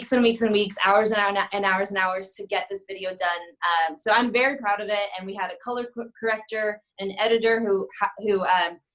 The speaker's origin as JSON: {"language": "English", "region": "Arizona", "country": "United States", "moved": "as an adult", "lives_now": "California, United States", "said": "I'm originally from Arizona"}